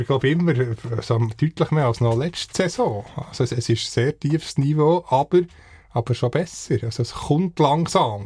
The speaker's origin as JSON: {"language": "German", "region": "Bern", "country": "Switzerland", "said": "wir als Berner"}